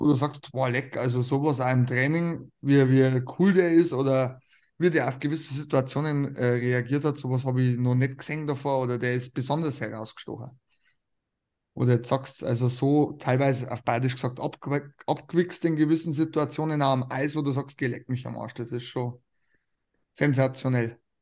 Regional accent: Regensburg, Bavaria, Germany; es ist meine Heimatstadt

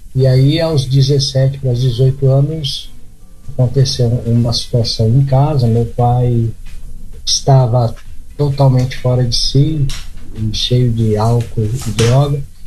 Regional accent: São Paulo, Brazil; moved away as an adult; now in Piratininga, Brazil; eu sou de São Paulo, capital

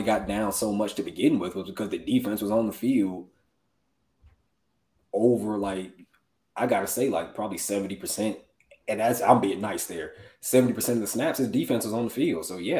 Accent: Atlanta, Georgia, United States; I love my city, my hometown. I love Atlanta

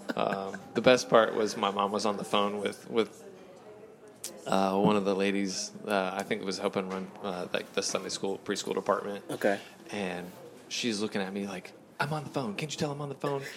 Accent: Fayetteville, North Carolina, United States; also born or lived in California; I was born out in California, but then real early on, I was maybe like eight, and we moved to, to Fayetteville, North Carolina

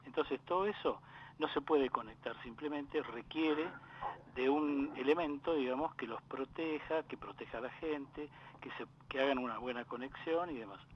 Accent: Lomas de Zamora, Buenos Aires Province, Argentina; also born or lived in Valentín Alcina; Y después de allí nos trasladamos al partido de Lomas de Zamora, donde mi viejo, como buen inmigrante, se compró su terrenito y se hizo su casa

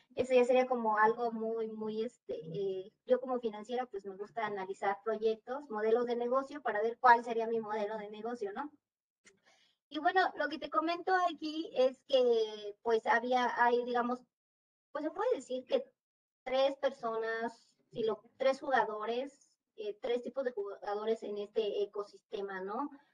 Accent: Mexico; los que somos aquí de México

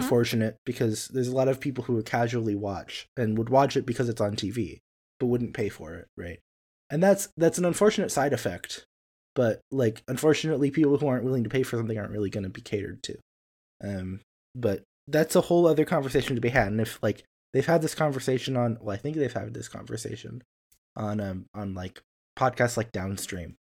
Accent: near St. Louis, Missouri, United States; moved away; that's near-ish my hometown.

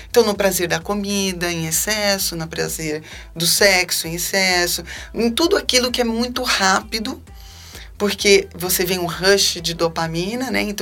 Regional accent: Salvador, Bahia, Brazil; born there; dei trabalho eu sou nascida de parto normal. Eu nasci em Salvador, Bahia.

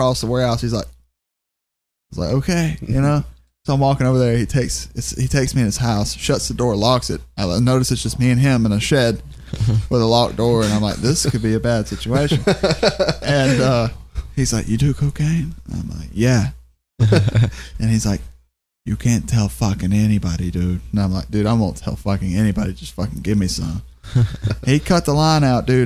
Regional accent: Alabama, United States

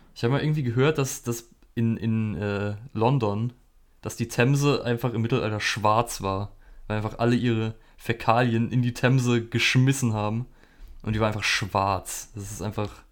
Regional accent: Germany; bei uns in Deutschland

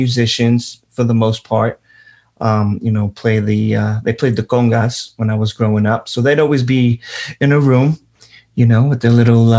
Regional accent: New York City, New York, United States; also born or lived in Brooklyn; I grew up in Queens

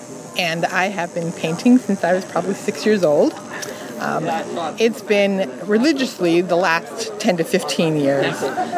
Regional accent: Minnesota, United States; now in Columbus, United States; Originally, I am from Minnesota.

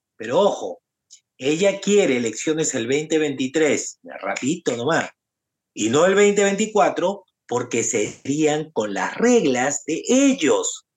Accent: Peru; nosotros los peruanos

